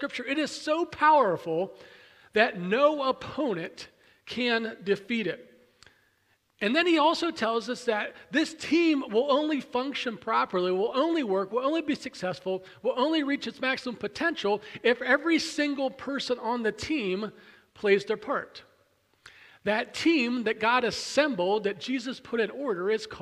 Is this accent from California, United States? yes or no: no; Pennsylvania, United States; moved away; I grew up near Williamsport, about an hour and a half or so from the Little League Mecca of the world